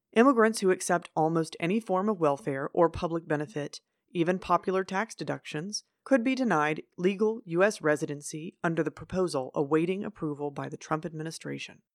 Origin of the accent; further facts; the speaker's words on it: United States